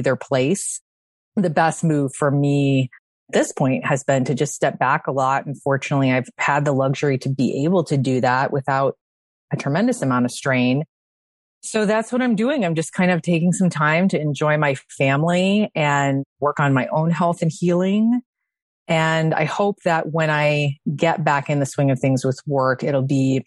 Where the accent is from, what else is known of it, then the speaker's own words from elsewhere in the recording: Chicago, Illinois, United States; now in San Diego, United States; I live in San Diego, but I am formerly from Chicago